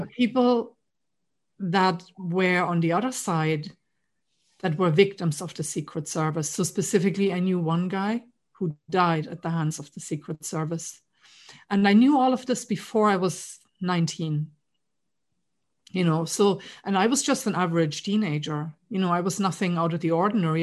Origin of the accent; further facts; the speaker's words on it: East Germany, Germany; moved away as an adult; now in Ireland; I grew up in East Germany. So I grew up behind the wall.